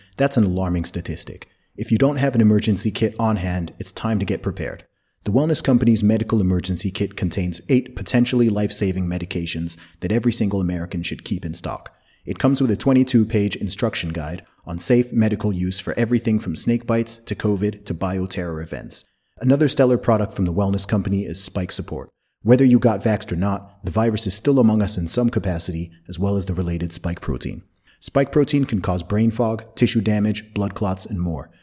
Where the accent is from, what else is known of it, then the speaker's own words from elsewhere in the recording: Saudi Arabia; also born or lived in United Kingdom; now in Dubai, United Arab Emirates; I grew up in Saudi Arabia